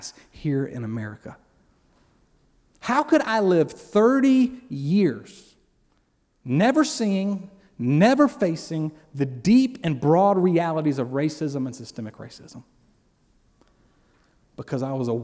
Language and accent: English; Columbus, Georgia, United States; also born or lived in Valley, Alabama; I grew up in Columbus, Georgia. My dad was stationed in the military, Fort Benning